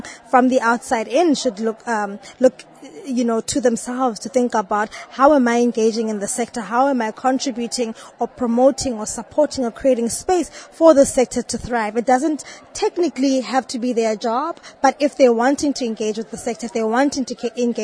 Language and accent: English; South Africa; I am from South Africa